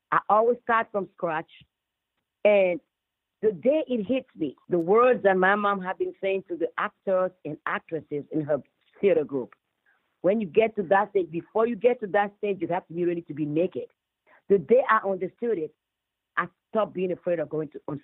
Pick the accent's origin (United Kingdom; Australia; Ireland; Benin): Benin; moved away; I come from Benin